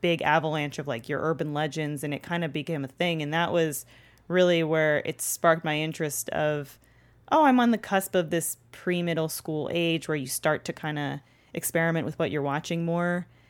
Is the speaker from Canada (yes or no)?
yes; Toronto, Ontario, Canada; now in Los Angeles, United States; growing up in Canada where it's snowy eight months of the year